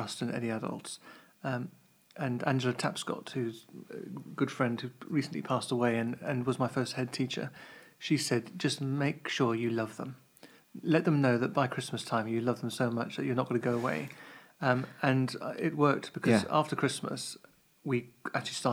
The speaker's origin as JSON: {"language": "English", "area": "Kent", "region": "South East England", "country": "United Kingdom", "tie": "born or raised there", "moved": "yes", "lives_now": "Cambridge, United Kingdom", "said": "I grew up in Kent"}